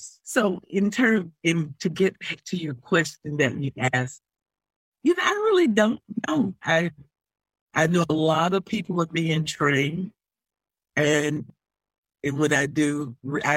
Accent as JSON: {"language": "English", "region": "the South", "country": "United States", "said": "I'm from the South"}